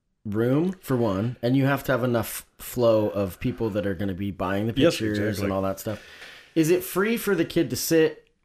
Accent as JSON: {"language": "English", "region": "Oregon", "country": "United States", "tie": "born or raised there", "said": "growing up in Oregon, sometimes maybe we missed out."}